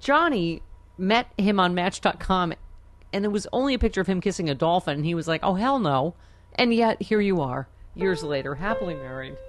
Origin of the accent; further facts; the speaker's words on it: Buffalo, New York, United States; I'm from Buffalo